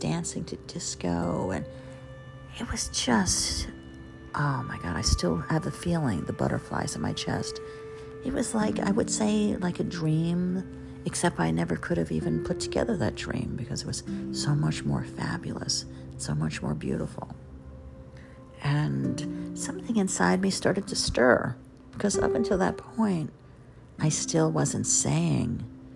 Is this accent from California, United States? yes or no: no; Jersey Shore, New Jersey, United States; moved away as an adult; also born or lived in Crown Heights, Brooklyn, New York City; I was from the Jersey Shore